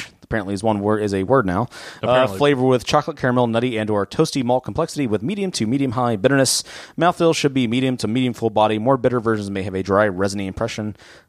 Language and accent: English; Abilene, Texas, United States; if you're like us, growing up in Abilene, West Texas